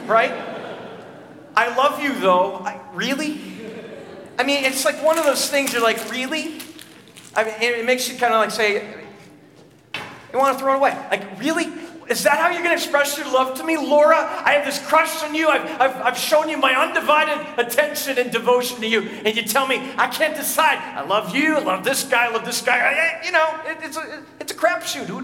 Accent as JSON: {"language": "English", "region": "Minnesota", "country": "United States", "tie": "born or raised there", "said": "As a kid, I remember growing up in Minnesota"}